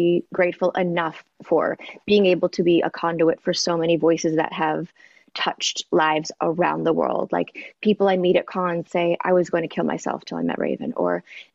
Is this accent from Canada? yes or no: yes; Toronto, Ontario, Canada; now in Los Angeles, United States; growing up in Toronto